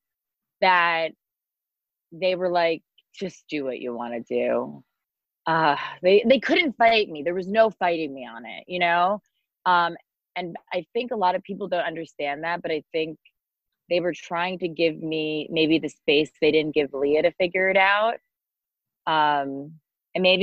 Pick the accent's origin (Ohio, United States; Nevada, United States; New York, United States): New York, United States; New York City; also born or lived in Newtown, Connecticut; I grew up in Chelsea